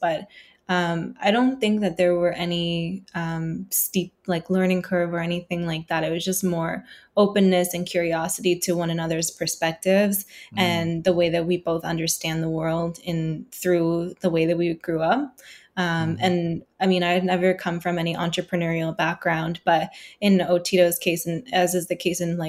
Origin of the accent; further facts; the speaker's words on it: Halifax, Nova Scotia, Canada; I grew up in Halifax in the North End. Like I went to the schools all through like Halifax North End and Oxford and St. Joe's and everything like that and took French immersion.